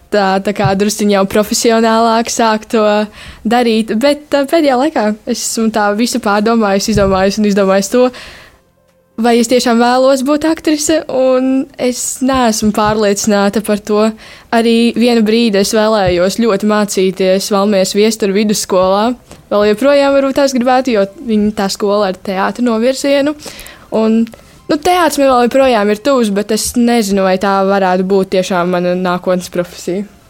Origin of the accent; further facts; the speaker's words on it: Sigulda, Sigulda Municipality, Latvia; arī esmu no Siguldas.